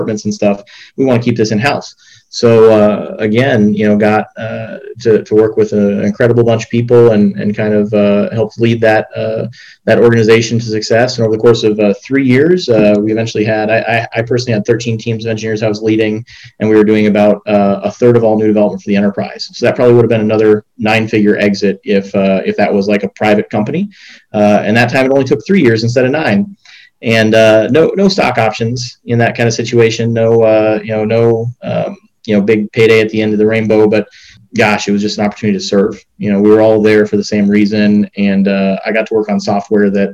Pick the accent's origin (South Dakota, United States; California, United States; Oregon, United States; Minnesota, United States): Minnesota, United States; Rochester; moved away; I grew up in Rochester, Minnesota